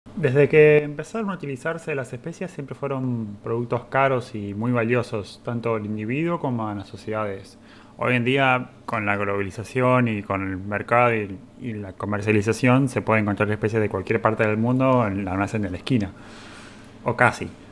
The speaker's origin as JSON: {"language": "Spanish", "country": "Argentina", "said": "en Argentina tenemos una gran descendencia italiana"}